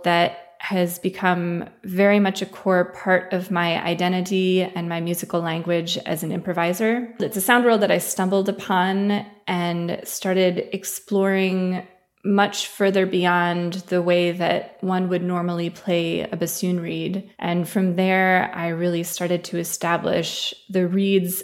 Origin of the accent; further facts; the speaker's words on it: Ann Arbor, Michigan, United States; now in Oberlin, United States; I grew up in Ann Arbor, Michigan in the United States